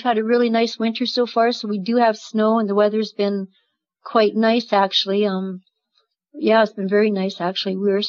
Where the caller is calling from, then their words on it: Lamont, Alberta, Canada; I'm calling from Lamont, Alberta, Canada.